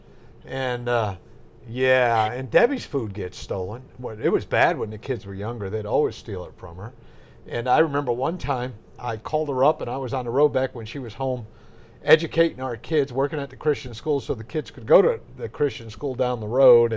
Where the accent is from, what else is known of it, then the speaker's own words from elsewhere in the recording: New England, United States; moved away; when I grew up in New England